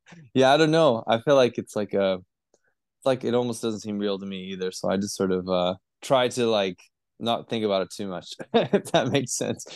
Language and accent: English; Vancouver, British Columbia, Canada; moved away as an adult; now in Northern Rivers, Australia; I was born in Vancouver, British Columbia, Canada.